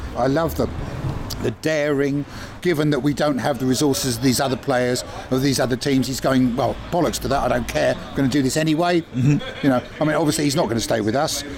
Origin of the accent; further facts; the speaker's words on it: Southwick, South East England, United Kingdom; I'm from Southwick, so I support Southwick. I'm from Brighton, so I support Brighton, and I'm from England, so I support England